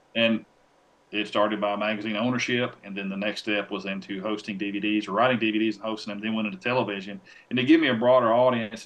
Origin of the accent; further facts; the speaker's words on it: Tennessee, United States; a publication here in my home state called Tennessee Outdoor News